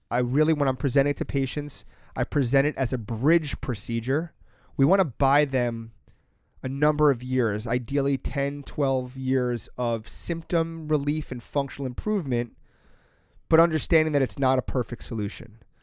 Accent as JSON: {"language": "English", "area": "Long Island", "region": "New York", "country": "United States", "tie": "born or raised there", "said": "I grew up on Long Island"}